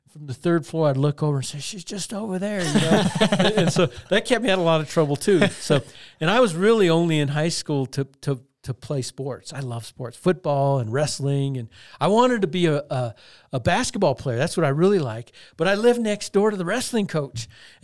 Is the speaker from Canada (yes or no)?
no; Crystal, Colorado, United States; I'm from Crystal, Colorado.